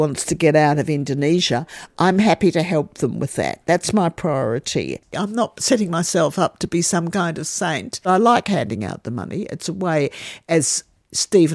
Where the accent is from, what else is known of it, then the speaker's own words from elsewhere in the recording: Australia; as an Australian